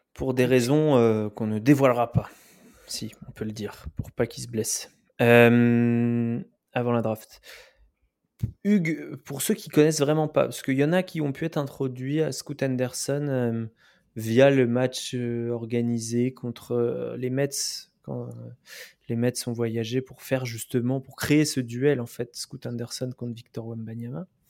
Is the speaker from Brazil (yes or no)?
no; France; on est des Français